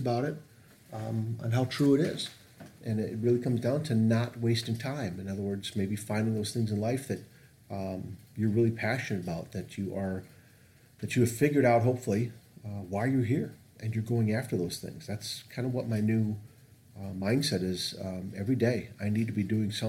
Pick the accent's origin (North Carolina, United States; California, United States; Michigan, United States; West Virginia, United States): Michigan, United States; Northville; It's Northville where I grew up